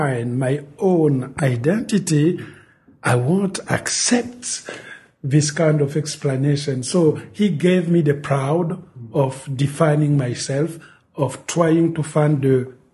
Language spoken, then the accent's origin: English; Republic of the Congo; English is a second language; moved away; the French language is present in the Congo because we were colonized by France. So everybody speaks French